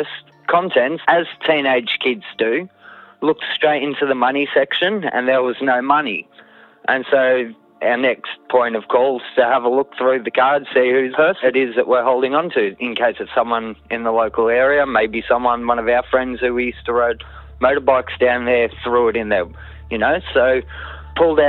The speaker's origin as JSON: {"language": "English", "town": "Kananook", "region": "Victoria", "country": "Australia", "tie": "born or raised there", "said": "I grew up in Cannanook"}